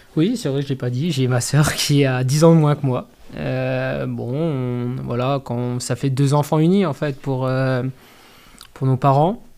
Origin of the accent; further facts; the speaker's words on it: Corcieux, Grand Est, France; moved away as an adult; now in Saulcy-sur-Meurthe, France; j'ai passé toute mon enfance à Corsieux